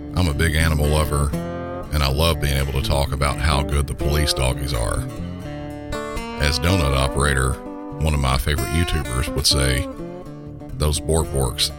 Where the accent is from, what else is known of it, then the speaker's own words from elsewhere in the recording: Southern, United States; accent: Southern; my normal Southern accent